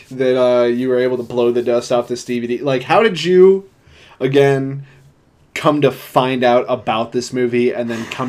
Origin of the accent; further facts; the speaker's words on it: Independence, Iowa, United States; Independence, where I grew up